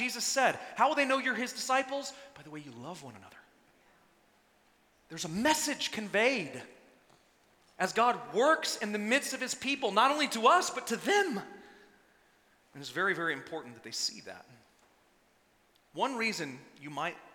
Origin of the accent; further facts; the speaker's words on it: Texas, United States; I'm from Texas, born and raised